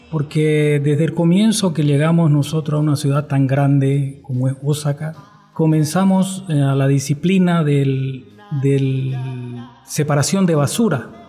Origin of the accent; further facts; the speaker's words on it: Bolivia; moved away as an adult; now in Japan; Eh, soy de Bolivia, por cierto, y vivo 25 años